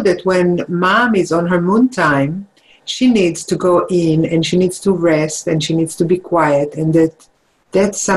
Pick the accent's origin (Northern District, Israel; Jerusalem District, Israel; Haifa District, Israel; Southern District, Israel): Jerusalem District, Israel; Jerusalem; moved away; I grew up in Israel, in Jerusalem